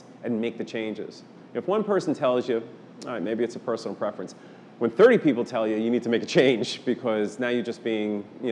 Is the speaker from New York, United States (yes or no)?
yes; New York, United States; moved away; I'm originally from New York